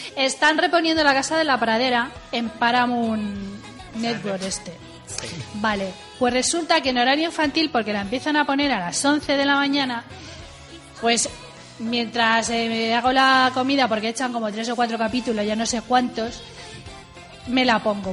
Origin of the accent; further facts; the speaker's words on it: Spain; como los españoles